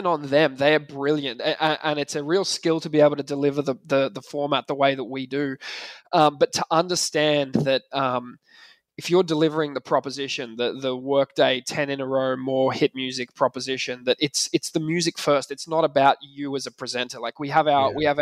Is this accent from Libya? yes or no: no; Australia; moved away as an adult; now in Ireland; I'm Australian